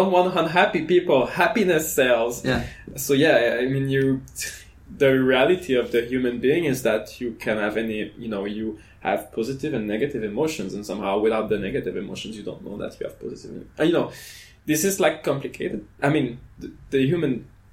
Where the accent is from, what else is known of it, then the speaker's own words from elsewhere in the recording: Canada; moved away as an adult; now in France; I'm from Canada